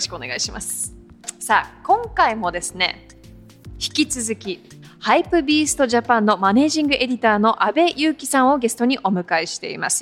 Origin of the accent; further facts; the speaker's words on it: Hawaii, United States; moved away as an adult; now in Tokyo, Japan; もともと私ハワイ育ちで、教育も全部アメリカで受けてて、私はちょうど東京に引っ越してきてか